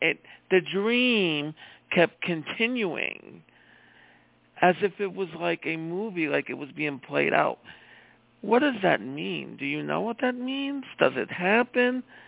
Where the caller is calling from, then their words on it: Iowa, United States; from Iowa.